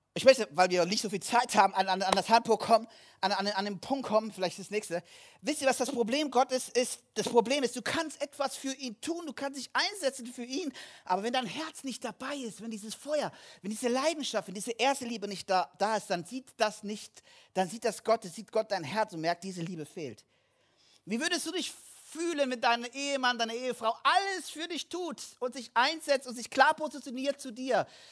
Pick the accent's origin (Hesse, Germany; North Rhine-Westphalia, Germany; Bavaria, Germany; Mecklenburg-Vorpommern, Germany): Hesse, Germany; Kassel; moved away; Kassel, wo ich herkomme